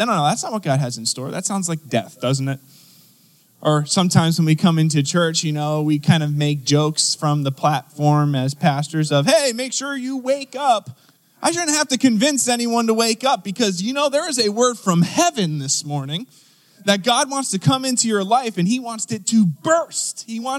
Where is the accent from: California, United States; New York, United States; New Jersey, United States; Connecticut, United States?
New Jersey, United States; now in Pittsburgh, United States; so I moved here from Philadelphia area, South Jersey to be specific. Hello, anyone from South Jersey?